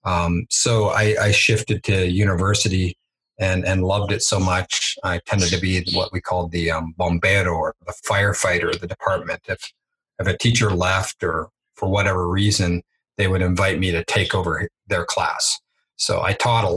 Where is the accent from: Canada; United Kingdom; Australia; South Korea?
Canada; moved away as an adult; also born or lived in Edmonton; now in Mexico; growing up in Canada